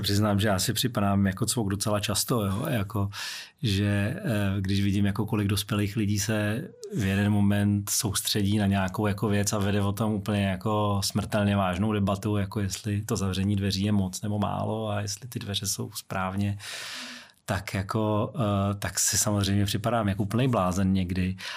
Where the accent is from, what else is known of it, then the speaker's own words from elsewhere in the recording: Prague, Czechia; moved away as an adult; also born or lived in United Kingdom; výtah v domě, kde jsem vyrůstal, na Vinohradech, v Polské ulici